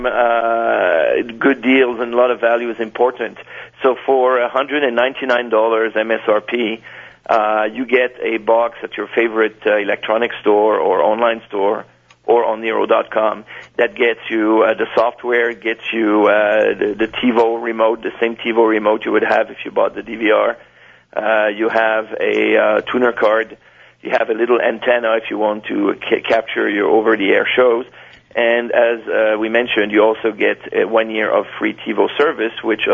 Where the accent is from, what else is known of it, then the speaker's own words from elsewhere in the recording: Canada; accent: French; I'm from Canada